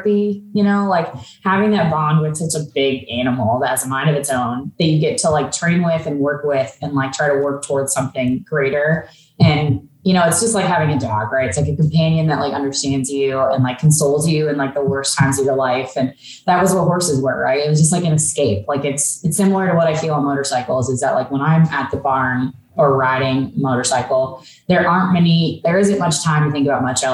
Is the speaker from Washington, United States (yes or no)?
yes; Olympia, Washington, United States; I grew up in Olympia, pretty much in like kind of the outskirts of Olympia